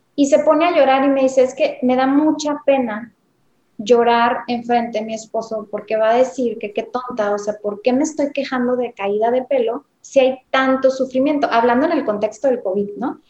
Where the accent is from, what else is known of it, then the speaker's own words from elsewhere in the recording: Mexico; also born or lived in Tijuana, Baja California; soy dermatóloga, soy mexicana, yo vivo en Tijuana